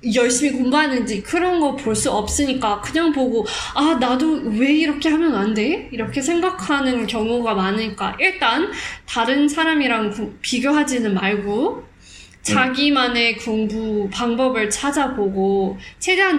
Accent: South Africa; first language Afrikaans; Korean is a second language; now in Singapore; 저는 남아공에서 태어났지만 어, 해외에서 많이 살던

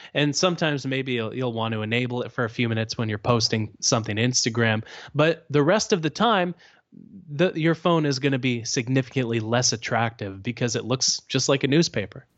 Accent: Canada; I'm Canadian

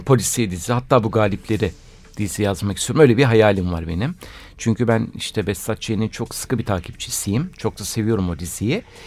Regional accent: Istanbul, Turkey; also born or lived in Bostancı, Istanbul; ben zaten doğup büyüme Kadıköylüyüm

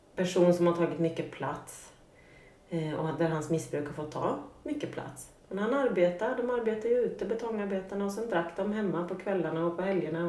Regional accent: Norrköping, Östergötland, Sweden; jag kommer från eh, Norrköping, en mm. medelstor svensk stad. Uppvuxen med en eh, mamma och pappa i ett litet radhus

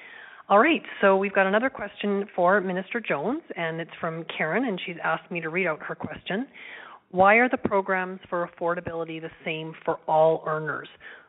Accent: Cranbrook, British Columbia, Canada; now in Alberta, Canada; You chose my hometown as an example. I was born in Cranbrook

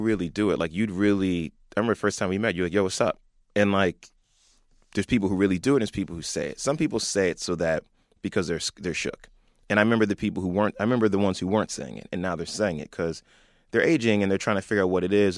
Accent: Franklin, New Jersey, United States; we grew up in, like, the burbs, and you were always an interesting spot. We're forty minutes from New York, not too far from Delaware, close to Philly

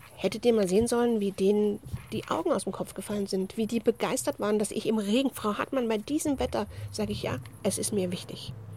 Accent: Rhineland, Germany; ich bin eine rheinische Frohnatur

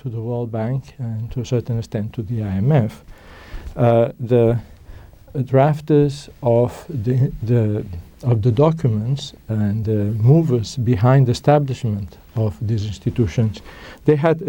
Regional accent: Spain; moved away; I'm originally from Spain

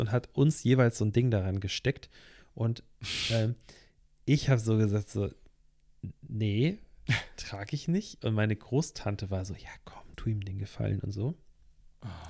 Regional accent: Northern Germany, Germany; Wir kommen ja hier aus dem Norden

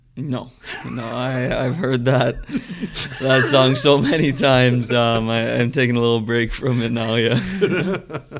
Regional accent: Mississauga, Ontario, Canada; I grew up in Mississauga, just outside of Toronto.

